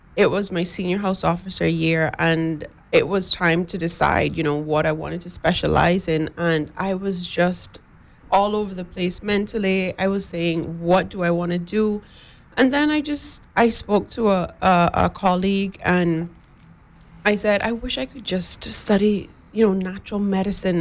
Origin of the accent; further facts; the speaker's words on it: West Bay, Cayman Islands; I live in West Bay, I'm from West Bay